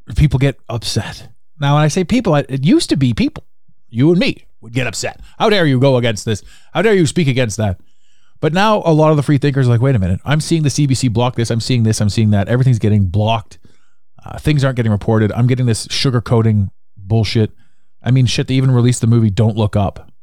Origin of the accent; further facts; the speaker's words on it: Canada; as a Canadian, we grew up